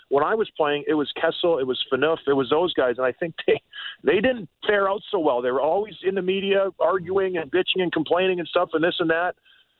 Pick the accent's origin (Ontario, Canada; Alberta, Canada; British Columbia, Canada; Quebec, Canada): Alberta, Canada; Edmonton; born there; I was born in Edmonton